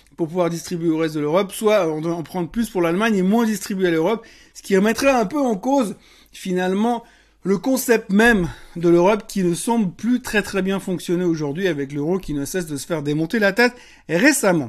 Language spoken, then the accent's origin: French; Switzerland; plus près de chez nous en Suisse